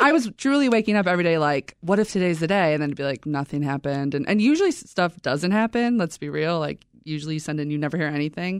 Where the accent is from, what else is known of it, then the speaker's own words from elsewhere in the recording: Chicago, Illinois, United States; I'm from Beverly, on the far South Side